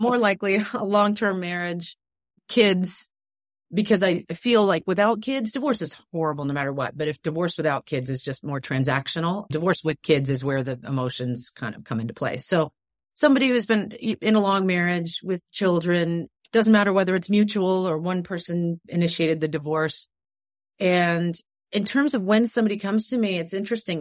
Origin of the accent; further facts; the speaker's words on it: New York, United States; moved away; I loved growing up in New York.